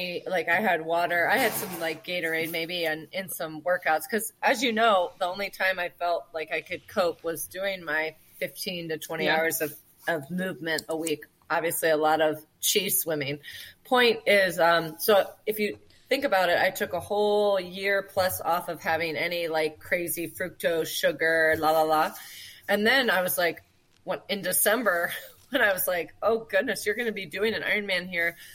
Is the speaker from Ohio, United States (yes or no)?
yes; Ohio, United States; moved away as an adult; also born or lived in California; we moved from California, which is right to Ohio, where life for us, you know, Aaron and I were born and raised here, is much simpler